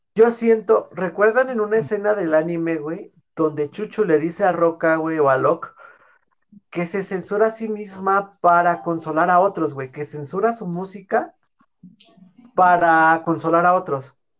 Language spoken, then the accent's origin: Spanish; Mexico City, Mexico; soy de, yo Iztapalacra, güey, de Iztapalapa